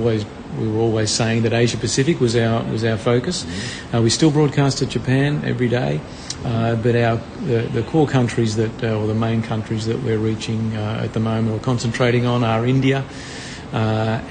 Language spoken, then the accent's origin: English; Melbourne, Victoria, Australia; I'm from Melbourne, born and bred in Melbourne